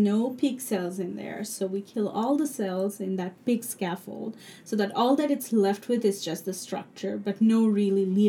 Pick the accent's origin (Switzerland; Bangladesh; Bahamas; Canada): Bangladesh; Dhaka, Dhaka Division; English is a second language; moved away as an adult; also born or lived in New York; now in United States; I grew up in Dhaka, and I went to a very good school called Sunnydale